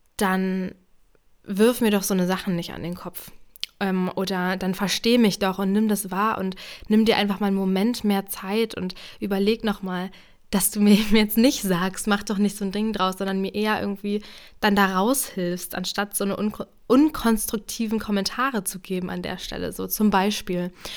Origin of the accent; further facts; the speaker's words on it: Brandenburg, Germany; moved away as an adult; also born or lived in Jena, Thuringia; ich komme ja aus Brandenburg